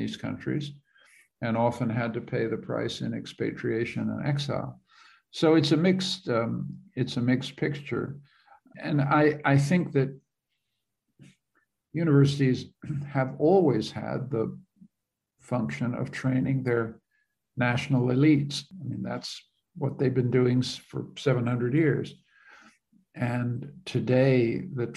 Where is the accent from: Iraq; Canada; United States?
Canada; I'm a Canadian